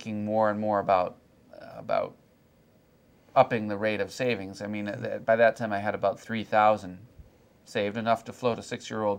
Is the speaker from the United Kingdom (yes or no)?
no; Michigan, United States; moved away as an adult; my home state of Michigan